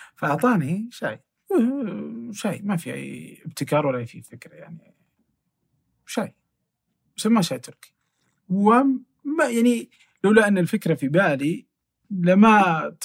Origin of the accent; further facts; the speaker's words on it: Asir, Saudi Arabia; now in Riyadh, Saudi Arabia; انا من الجنوب اوكي وتحديدا من عسير